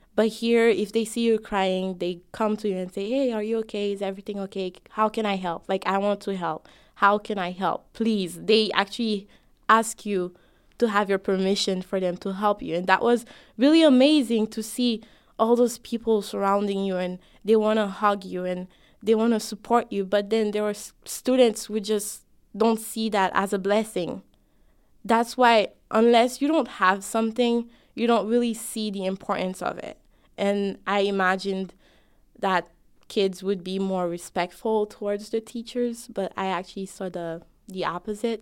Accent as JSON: {"language": "English", "country": "Haiti", "moved": "yes", "lives_now": "United States", "said": "I'm both an American me and a Haitian me."}